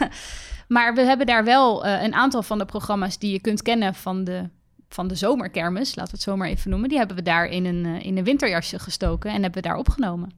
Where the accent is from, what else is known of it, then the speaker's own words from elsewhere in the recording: The Hague, South Holland, Netherlands; Ik kom uit Den Haag, oorspronkelijk